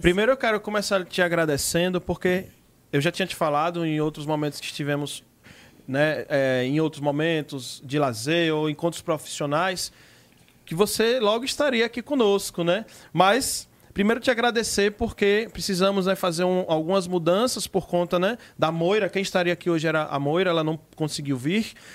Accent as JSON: {"language": "Portuguese", "region": "Northeast Brazil", "country": "Brazil", "said": "assim como eu, você também é uma nordestina"}